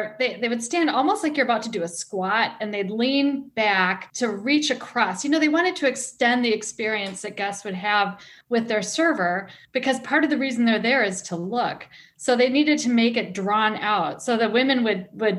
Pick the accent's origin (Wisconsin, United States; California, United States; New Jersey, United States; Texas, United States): Wisconsin, United States; Milwaukee; I grew up in Milwaukee, which is about half an hour away from the resort.